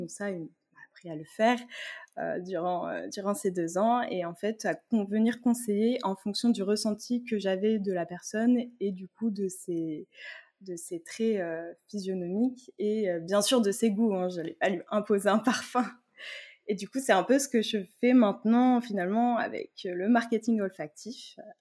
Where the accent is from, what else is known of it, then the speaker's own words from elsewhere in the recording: Tours, Centre-Val de Loire, France; on est originaire de Tours toutes les deux